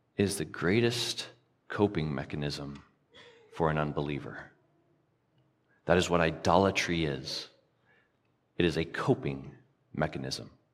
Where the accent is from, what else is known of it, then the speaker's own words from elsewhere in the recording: the South, United States; I grew up in the South